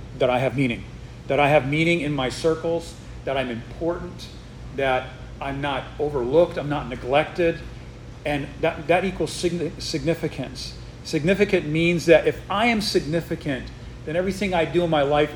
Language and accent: English; Northeast, United States; now in Texas, United States; I'm not from Texas, and so we moved here not, you know, kind of recently, and I'm from the Northeast where nobody says sir